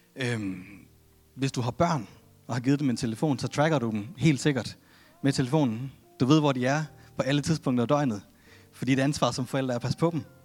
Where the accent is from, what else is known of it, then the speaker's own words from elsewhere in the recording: Denmark; jeg er født i Danmark